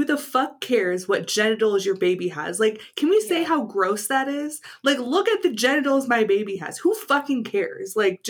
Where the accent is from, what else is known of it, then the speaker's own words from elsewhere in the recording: California, United States; moved away; I grew up in California.